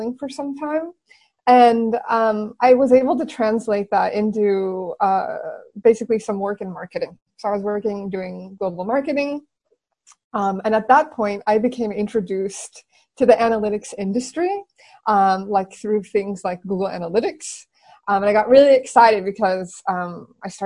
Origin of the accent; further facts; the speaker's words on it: San Francisco Bay Area, California, United States; moved away as an adult; also born or lived in Silicon Valley; now in Barcelona, Spain; I'm originally from the San Francisco Bay Area, born and raised.